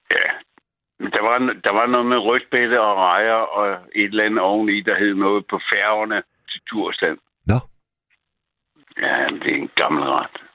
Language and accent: Danish; Copenhagen, Capital Region of Denmark, Denmark; also born or lived in Djursland / Greenland; så jeg er født i på Nørrebro.